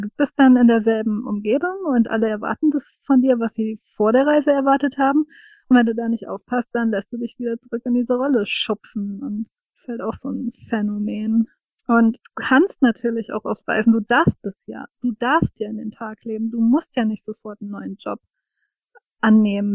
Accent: Rhine-Main area, Germany; das Rhein-Main-Gebiet empfohlen und dann ist sie eben äh, hierher gekommen, was witzigerweise meine Heimatregion ist

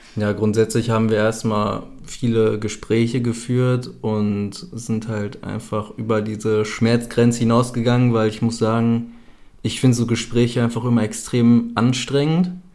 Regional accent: Germany; moved away as an adult; ich bin ja auch aus Deutschland ausgewandert, beziehungsweise habe mich abgemeldet, habe vorher noch zu Hause gelebt

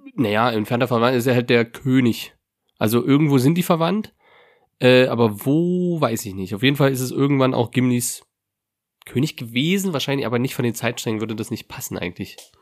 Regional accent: Lusatia, Germany; in meiner Heimat, tatsächlich, in meinem Dorf

